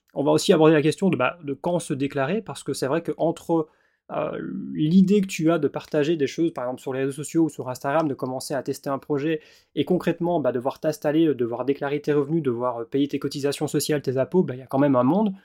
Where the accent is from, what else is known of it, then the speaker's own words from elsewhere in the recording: Belgium; also born or lived in Wallonia / Australia; je suis belge. Et donc forcément, je suis installé en tant qu'indépendant en Belgique, en région wallonne.